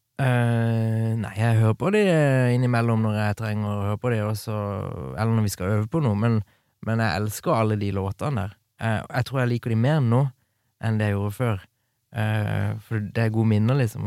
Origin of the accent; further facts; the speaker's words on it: Kristiansand, Agder, Norway; Bodde hjemme i Kristiansand